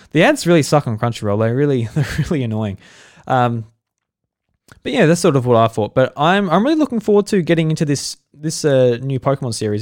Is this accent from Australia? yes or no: yes; Australia; I'm Australian